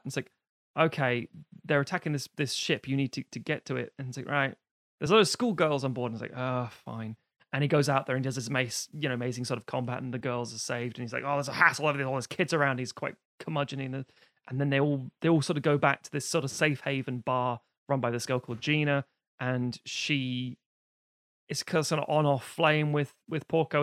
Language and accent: English; United Kingdom; we being British, we're island people.